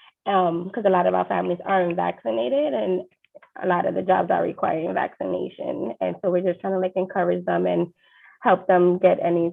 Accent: New York City, New York, United States; I grew up in East New York, Brooklyn.

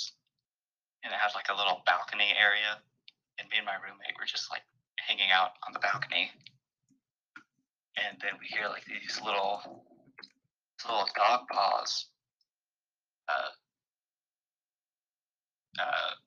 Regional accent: Dallas, Texas, United States; I grew up in the Dallas area

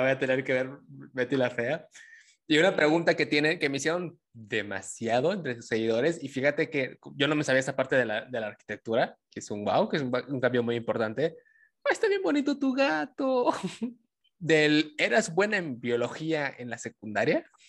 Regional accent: Tabasco, Mexico; yo soy tabasqueño

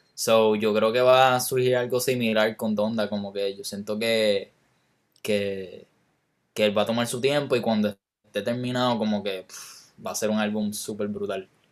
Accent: Puerto Rico; me siento más, más chileno que puertorriqueño

